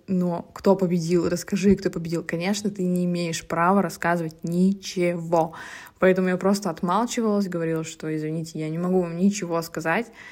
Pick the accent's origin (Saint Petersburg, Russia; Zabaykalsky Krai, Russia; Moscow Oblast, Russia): Zabaykalsky Krai, Russia; Yasnogorsk; moved away; also born or lived in Tomsk Oblast; я родом из очень маленького поселка в Забайкальском крае, Оловянинского района. Этот поселок называется Ясногорск.